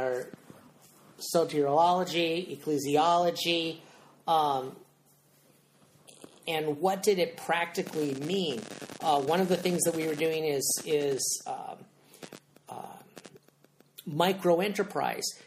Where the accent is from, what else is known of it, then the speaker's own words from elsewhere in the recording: San Jose, California, United States; moved away as an adult; also born or lived in Santa Cruz, California; now in Clarksville, United States; I grew up gardening in California